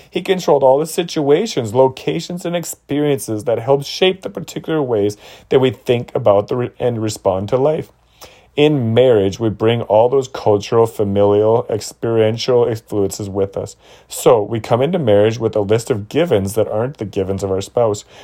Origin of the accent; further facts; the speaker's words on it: Toledo, Ohio, United States; Luella was raised in Cuba, and I was raised in Toledo, Ohio.